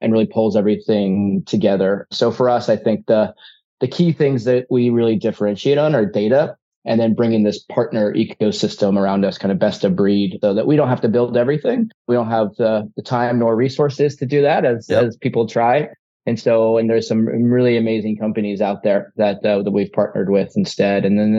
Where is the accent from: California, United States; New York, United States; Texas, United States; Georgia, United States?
Georgia, United States; Atlanta; also born or lived in Ohio; I was born in Ohio, grew up in Hotlanta, though. Atlanta, Georgia.